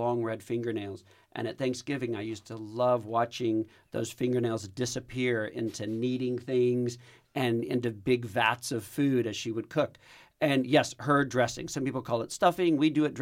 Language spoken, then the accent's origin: English; Texas, United States; I'm Texan.